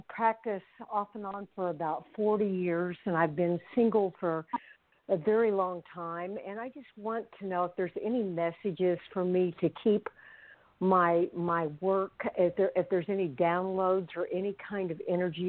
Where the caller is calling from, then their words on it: Oklahoma City, Oklahoma, United States; I'm calling from Oklahoma City.